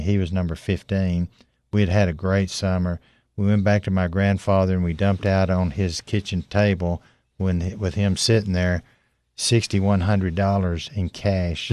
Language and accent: English; Tennessee, United States; I grew up in Tennessee